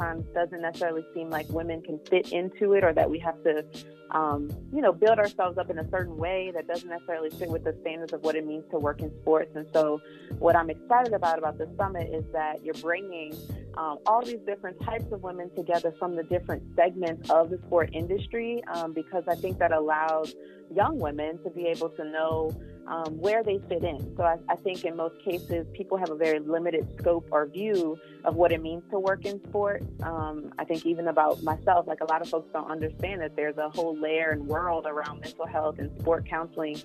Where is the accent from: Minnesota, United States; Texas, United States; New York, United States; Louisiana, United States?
Louisiana, United States; New Orleans; I'm from New Orleans